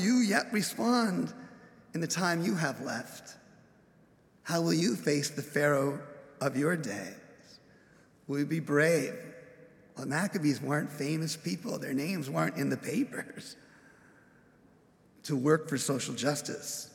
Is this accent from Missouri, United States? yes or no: no; Upland, California, United States; Growing up in Upland, California, as I've introduced, going to college, Claremont, I was a townie